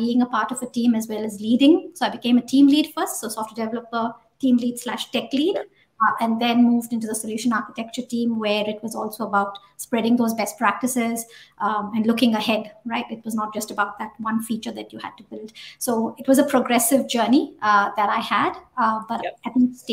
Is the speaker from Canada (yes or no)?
no; India; moved away as an adult; now in New Zealand; I started out as a developer back in India, in my hometown.